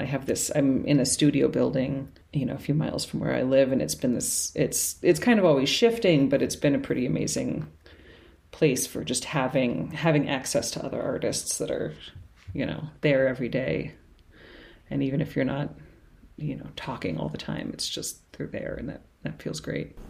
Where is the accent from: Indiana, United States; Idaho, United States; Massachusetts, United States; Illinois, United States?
Massachusetts, United States; Cambridge; moved away as an adult; now in New Orleans, United States; grew up in Cambridge, Massachusetts, so up north, um, and moved down here just right after college